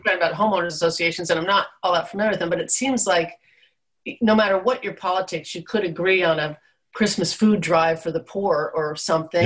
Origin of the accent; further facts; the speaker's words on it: East Coast, United States; now in Alaska, United States; living in Alaska and having been born and raised on the East Coast